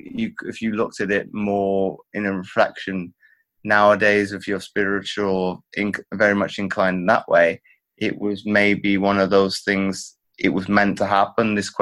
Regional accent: Belgium; I grew up in Belgium to where both of my parents been in the military.

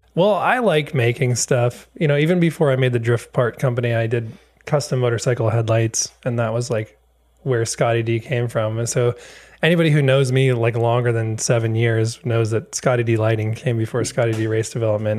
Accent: Wisconsin, United States; moved away; I'm from Wisconsin originally. Uh, so I grew up there

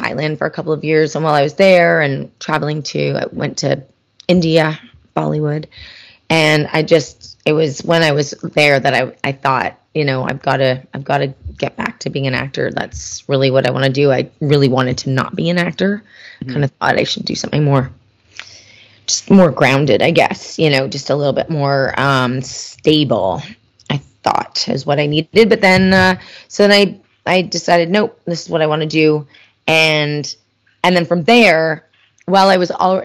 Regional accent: Canada; I'm Canadian.

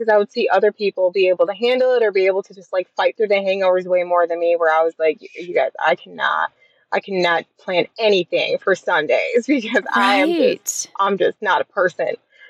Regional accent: Michigan, United States; moved away as an adult; now in Alabama, United States; I am from Michigan.

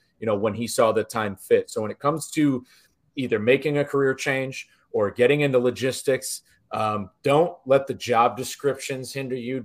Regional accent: Northeast, United States; growing up in the Northeast

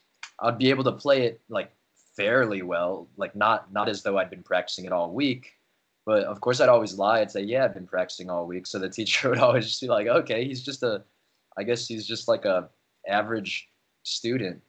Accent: Chicago, Illinois, United States; I was born and raised in Chicago. I grew up in Rogers Park

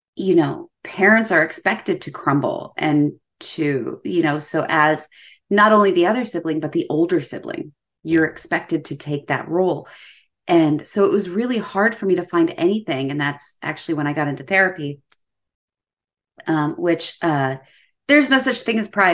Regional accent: United States; as an American

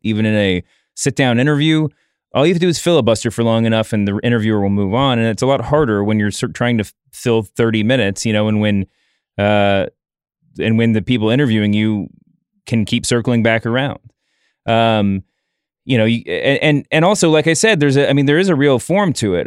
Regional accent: New York, United States; as a New Yorker

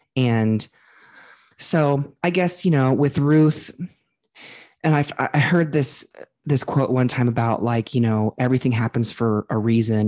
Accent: Ohio, United States; I grew up in Ohio

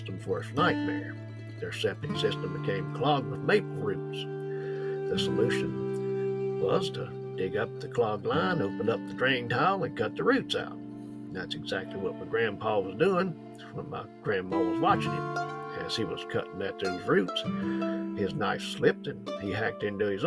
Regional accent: Virginia, United States; I worked with the rescue squad in my hometown for many a year

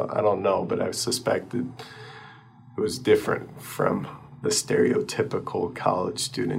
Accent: East Lansing, Michigan, United States; well, first of all, I grew up in East Lansing

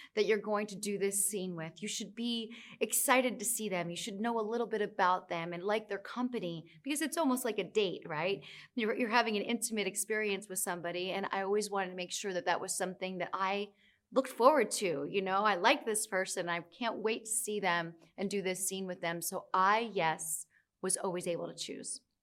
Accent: United States; now in New York City, United States; I'm from the United States. I live in New York City.

